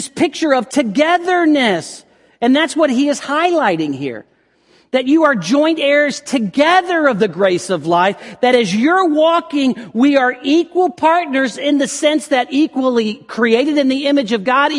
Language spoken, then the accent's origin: English; the South, United States; growing up in the South